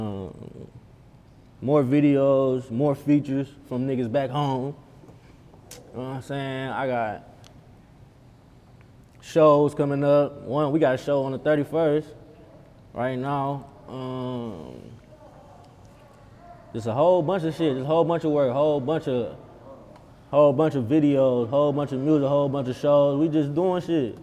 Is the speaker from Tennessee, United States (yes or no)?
no; Cleveland, Ohio, United States; I'm from Cleveland